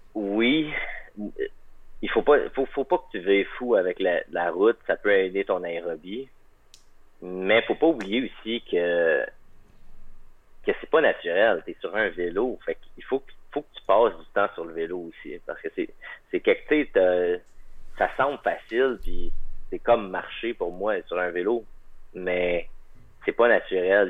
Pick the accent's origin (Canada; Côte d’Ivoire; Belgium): Canada; Magdalen Islands, Quebec; also born or lived in Montreal; now in Hamilton, Canada; Je viens des îles de la Madeleine